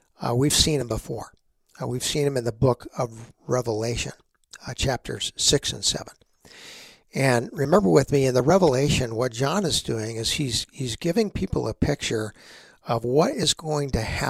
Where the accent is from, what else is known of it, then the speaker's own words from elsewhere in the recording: Texas, United States; growing up in Texas